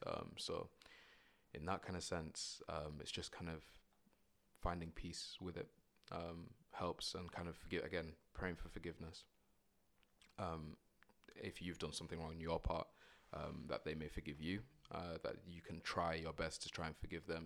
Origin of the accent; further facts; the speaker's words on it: Bradford, Yorkshire and the Humber, United Kingdom; moved away as an adult; now in Manchester, United Kingdom; I'm from Bradford originally, so I'm kinda local anyway